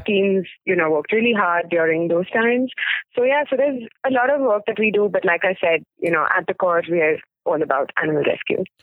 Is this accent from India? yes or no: yes; Mumbai, Maharashtra, India; also born or lived in Pune; I'm actually originally from Mumbai, born, brought up there